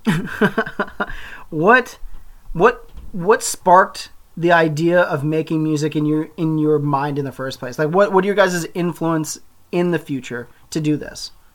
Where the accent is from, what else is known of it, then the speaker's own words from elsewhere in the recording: Calgary, Alberta, Canada; I grew up in Calgary, a community that may or may not exist in the future